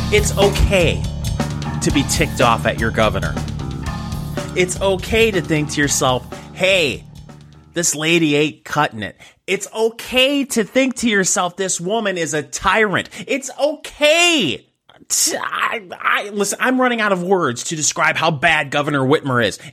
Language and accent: English; Michigan, United States; I grew up in Michigan.